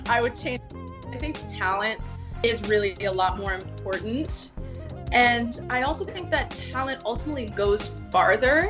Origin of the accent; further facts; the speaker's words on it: Boca Raton, Florida, United States; moved away as an adult; now in Los Angeles, United States; I was born and raised in Boca Raton, Florida.